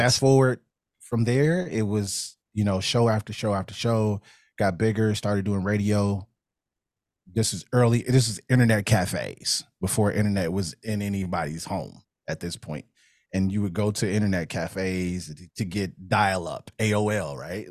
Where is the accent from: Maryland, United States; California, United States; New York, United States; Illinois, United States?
Illinois, United States; Chicago; moved away as an adult; also born or lived in Cincinnati area, Ohio; born and raised in Chicago on the West Side